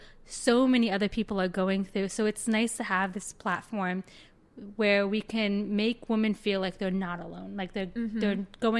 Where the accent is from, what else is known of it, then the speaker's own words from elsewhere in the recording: Florida, United States; now in Chicago, United States; I am originally from South Florida. I moved to Chicago about 3 years ago.